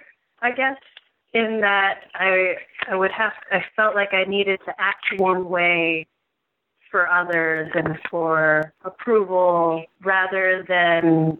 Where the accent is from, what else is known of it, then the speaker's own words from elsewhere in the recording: New York, United States; also born or lived in Taiwan; I'm a musician based out of New York